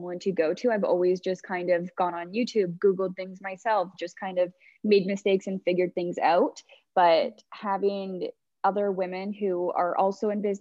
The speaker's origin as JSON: {"language": "English", "town": "Dundas", "region": "Ontario", "country": "Canada", "tie": "born or raised there", "also_born_or_lived": "Toronto", "said": "So I grew up in Dundas, which is just like a suburb of Hamilton. So I've pretty much been here my whole life"}